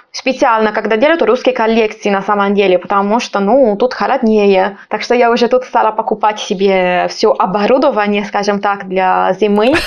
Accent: Sardinia, Italy; Russian is a second language; moved away as an adult; also born or lived in Pisa; now in Moscow, Russia; я с юга, я из Сардинии. Вот мой город находится там прямо у моря

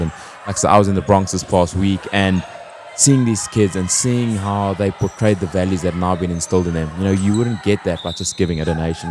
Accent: South Africa; moved away; As a South African

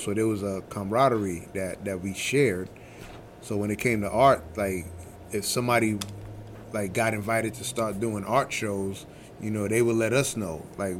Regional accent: New York City, New York, United States; also born or lived in Brooklyn; I'm originally from Brooklyn. Okay. And then I grew up mostly in the Bronx.

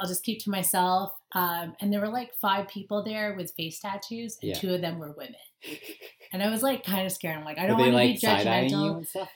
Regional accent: Vancouver, British Columbia, Canada; also born or lived in Winnipeg; we did move to Vancouver when I was like 1 year old.

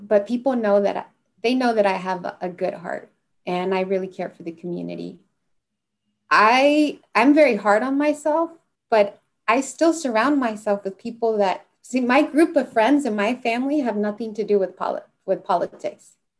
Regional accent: Santa Barbara, California, United States; growing up in Santa Barbara, it's like you're you're in two worlds

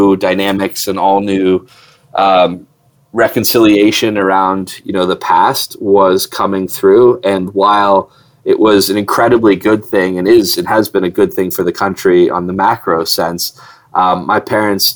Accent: Johannesburg, Gauteng, South Africa; also born or lived in Southern Virginia / Ohio / Cincinnati; now in United States; So I was born in South Africa

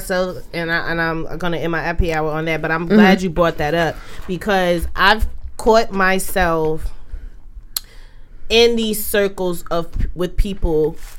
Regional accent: Jersey City, New Jersey, United States; I'm from Jersey City mm. on Ocean Avenue.

